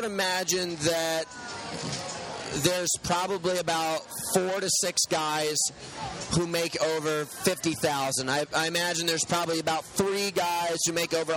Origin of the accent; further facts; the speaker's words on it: United States; also born or lived in New York City; now in Malibu, United States; Born in New York City, raised mostly in Connecticut and New York